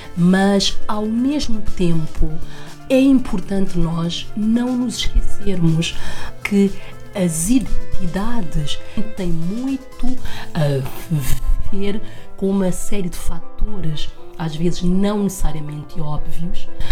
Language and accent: Portuguese; Lisbon, Portugal; also born or lived in Guinea-Bissau; vim para Portugal com oito anos, desde então que vivo aqui